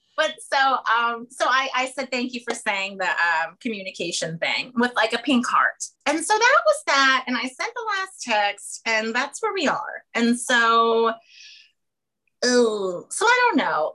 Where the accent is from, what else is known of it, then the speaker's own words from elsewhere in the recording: small town near Harrisburg, Pennsylvania, United States; moved away as an adult; now in New York City, United States; I'm from a small town in the south central part of the state, so um, near Harrisburg